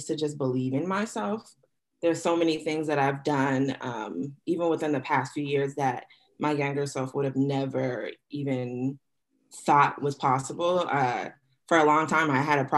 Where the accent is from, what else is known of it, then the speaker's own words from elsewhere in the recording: Boston, Massachusetts, United States; moved away as an adult; also born or lived in North Carolina; growing up in Boston, there's such a heavy presence of all kinds of cultures